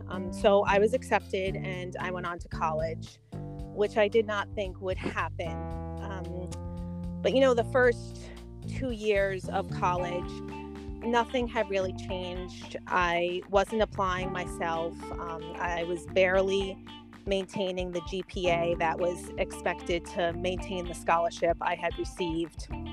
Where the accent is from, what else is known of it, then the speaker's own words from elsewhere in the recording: New York City, New York, United States; I'm born and raised in Queens, New York.